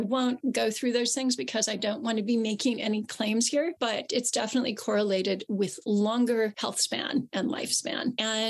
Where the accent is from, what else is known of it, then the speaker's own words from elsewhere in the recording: Southern California, United States; now in United Kingdom; As you can probably tell from my accent, I'm from the US. I'm originally from Southern California.